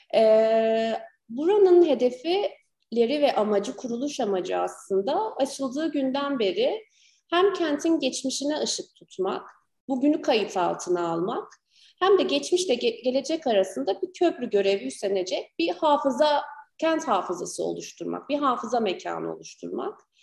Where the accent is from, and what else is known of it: Gaziantep, Turkey; also born or lived in Ankara